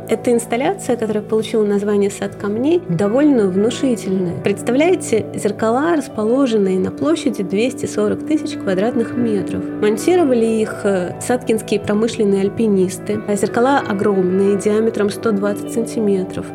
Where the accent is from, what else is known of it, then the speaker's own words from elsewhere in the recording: Moscow, Russia; also born or lived in Saint Petersburg; Я родилась в Ленинграде, выросла в самом центре Москвы